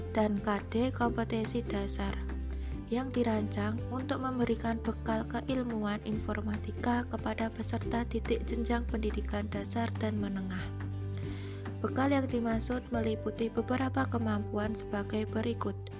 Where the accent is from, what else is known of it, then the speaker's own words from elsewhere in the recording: Klaten, Central Java, Indonesia; asal dari Klaten